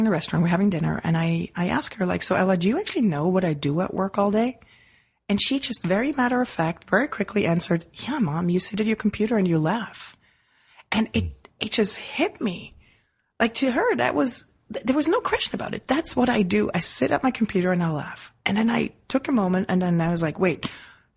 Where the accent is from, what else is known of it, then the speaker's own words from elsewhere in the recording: Switzerland; moved away; as a kid growing up in Switzerland